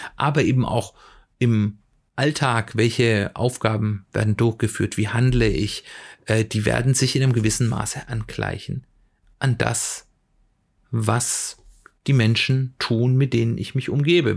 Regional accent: Swabia, Baden-Württemberg, Germany; moved away; ich komme ja ursprünglich aus dem Schwäbischen

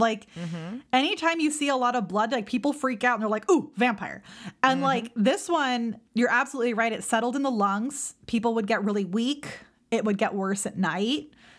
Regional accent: California, United States; me growing up in California.

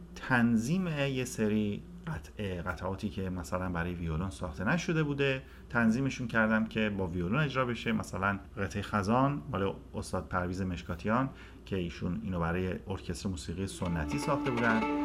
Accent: Sari, Mazandaran, Iran; also born or lived in Tehran; متولد 1355 خورشیدی در شهر ساری متولد شدم

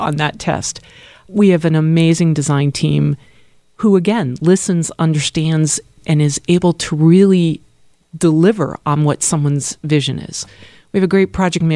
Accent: Acton, Massachusetts, United States; moved away as an adult; now in Philadelphia, United States; I actually grew up just outside of Boston.

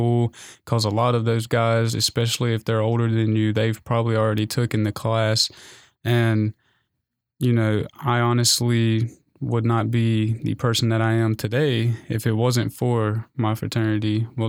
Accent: Shelby, North Carolina, United States; I'm from Shelby, North Carolina. It's about 45 minutes west of Charlotte. People typically don't know the smaller cities, so I have to point out the bigger ones.

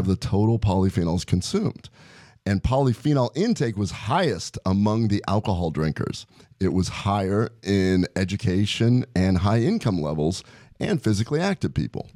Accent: Omaha, Nebraska, United States; growing up in Omaha

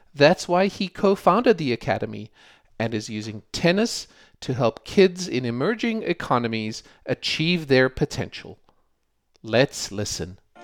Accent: South Africa; growing up in South Africa

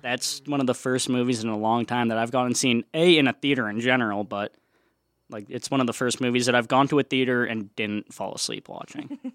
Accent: Chicago, Illinois, United States; I am a junior here From Chicago, Illinois

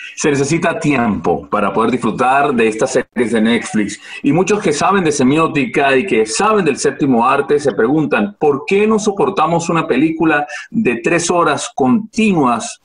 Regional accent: Venezuela; now in Spain; nosotros como venezolanos

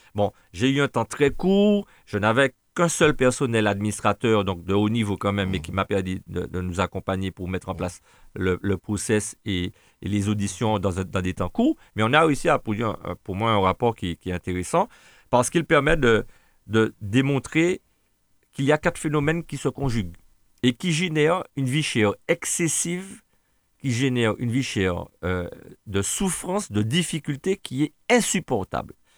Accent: Martinique; On a de la famille, des Martiniquais

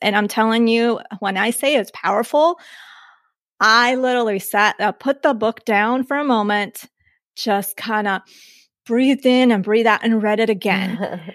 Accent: Colombia; moved away; born outside of the country, I was born in Colombia, but I was born an American citizen

